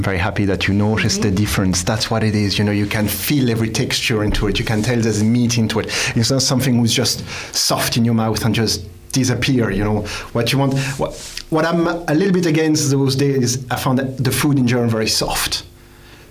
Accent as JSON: {"language": "English", "area": "Alsace", "region": "Grand Est", "country": "France", "moved": "yes", "lives_now": "Ireland", "said": "I am from Alsace, importing our own Alsace wine"}